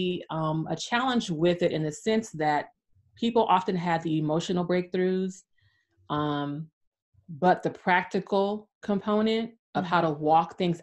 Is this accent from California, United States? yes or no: yes; California, United States; moved away as an adult; now in Atlanta, United States; I grew up in sunny California. I was there for 40 years, 40. And now I'm in Atlanta, Georgia